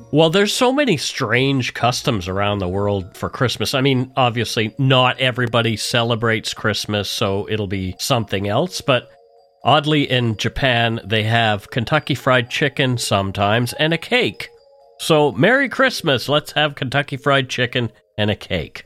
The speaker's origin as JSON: {"language": "English", "region": "Nova Scotia", "country": "Canada", "tie": "born or raised there", "moved": "yes", "lives_now": "Vancouver, Canada", "said": "I grew up in Nova Scotia"}